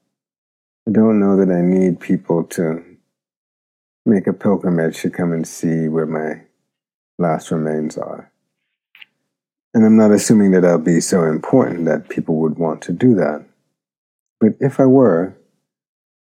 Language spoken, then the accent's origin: English; Jamaica; moved away; also born or lived in Philadelphia; my memories of Jamaica create a kind of sense of home. Although, to be honest, I can't imagine going back to the island to live